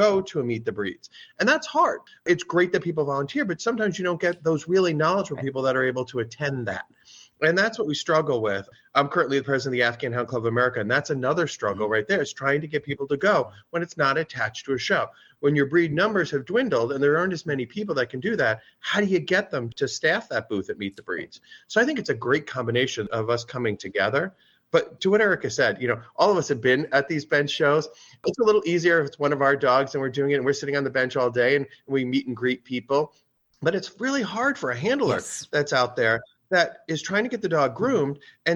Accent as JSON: {"language": "English", "area": "Westchester, East Coast", "region": "New York", "country": "United States", "tie": "born or raised there", "also_born_or_lived": "Chicago area", "moved": "as an adult", "lives_now": "Chicago, United States", "said": "a kid growing up on the East Coast and there, you know, it was Westchester"}